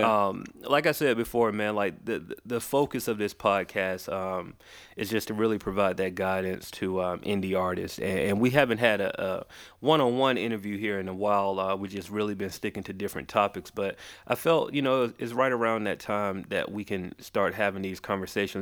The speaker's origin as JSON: {"language": "English", "town": "Macon", "region": "Georgia", "country": "United States", "tie": "born or raised there", "also_born_or_lived": "Atlanta", "said": "I was born here, but I was raised in a city called, uh, Macon"}